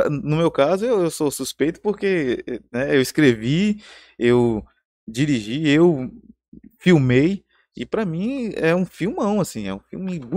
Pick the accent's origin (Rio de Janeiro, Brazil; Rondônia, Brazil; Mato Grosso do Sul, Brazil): Rondônia, Brazil; Porto Velho; also born or lived in São Paulo; Eu sou, eu sou eh, rondoniano, né? Eu tô aqui desde pequeno e, e, eu amo essa cidade.